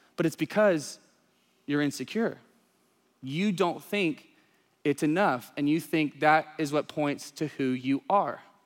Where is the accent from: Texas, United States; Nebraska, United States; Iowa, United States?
Texas, United States; East; I grew up in the country, small town, East Texas, yee yee stuff all the time